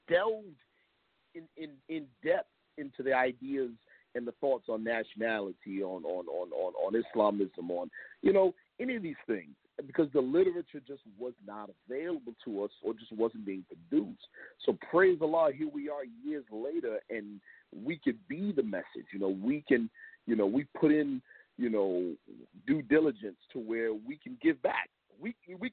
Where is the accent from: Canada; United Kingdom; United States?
United States; Long Beach, Los Angeles, California; also born or lived in New York; I was born out west. I was born in Long Beach, California, and then came to live with my father at age 4 in New York. And then 3 years later, was back in L.A. with my mother